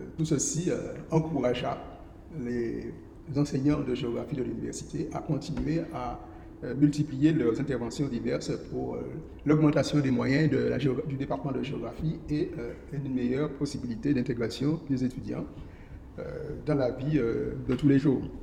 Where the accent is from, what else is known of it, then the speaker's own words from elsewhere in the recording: Saint-Joseph, Martinique; je suis né à Saint-Joseph et puis on a vécu à Beaumont le plus, le plus longtemps possible